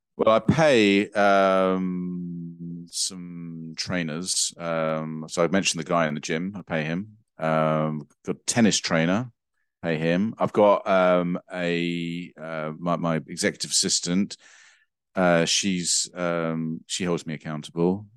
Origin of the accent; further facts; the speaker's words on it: England, United Kingdom; as an English person, for me